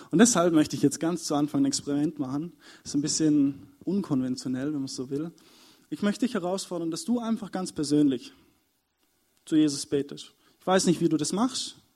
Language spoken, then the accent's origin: German; Überlingen, Baden-Württemberg, Germany; weil ich komme ursprünglich aus Überlingen und eigentlich ist es ja ziemlich weit weg.